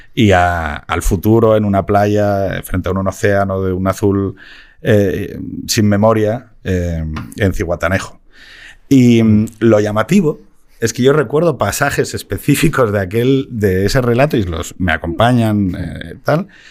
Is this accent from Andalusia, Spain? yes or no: no; Gijón, Asturias, Spain; moved away; yo también me piro mm. de Gijón